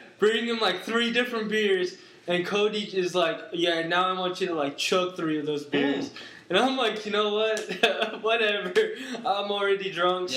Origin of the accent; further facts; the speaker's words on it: Turkey; also born or lived in New York; I am from Turkey